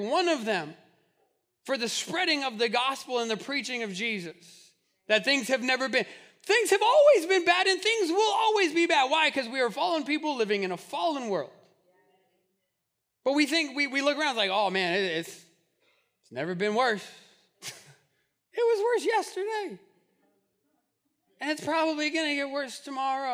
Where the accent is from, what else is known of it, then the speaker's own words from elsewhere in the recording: Albuquerque, New Mexico, United States; I grew up in Albuquerque